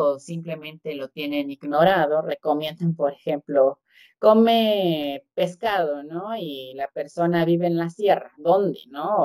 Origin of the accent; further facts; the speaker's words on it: Oaxaca, Mexico; como oaxaqueño